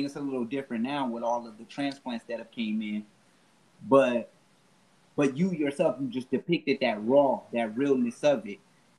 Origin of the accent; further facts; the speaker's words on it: Oakland, California, United States; I'm from Oakland. You know what I'm saying? I'm from the 50s, but I did live in the jungle.